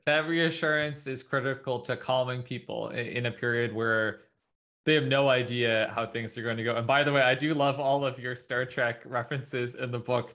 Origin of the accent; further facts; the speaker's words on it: Canada; as a Canadian